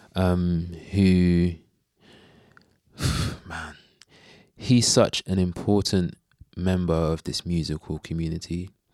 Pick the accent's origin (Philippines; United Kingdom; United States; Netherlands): United Kingdom; London; I grew up in Bow, in East London